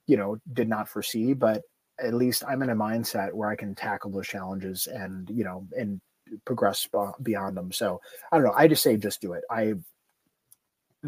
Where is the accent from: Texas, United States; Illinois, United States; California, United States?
Illinois, United States; Chicago; moved away as an adult; also born or lived in Asheville, North Carolina; I am born and raised in Chicago.